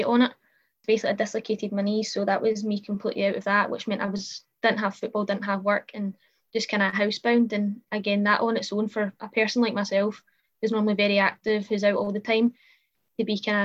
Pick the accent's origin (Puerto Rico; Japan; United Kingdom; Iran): United Kingdom; Cambuslang, Scotland; also born or lived in Fernhill; I'm from Cambuslang, kind of just outside of Glasgow area. It's kind of on like central for everything. Stayed here pretty much all my life.